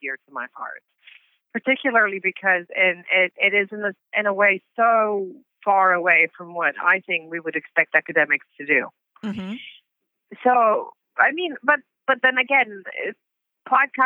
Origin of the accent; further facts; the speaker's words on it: Transylvania, Romania; moved away as an adult; also born or lived in Belgium / Missouri, United States / Scotland / England; now in Germany; I was born in Transylvania, in Romania